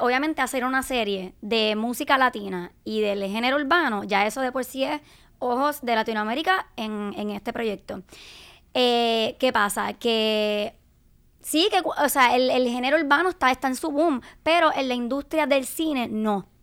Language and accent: Spanish; Carolina, Puerto Rico; soy de Carolina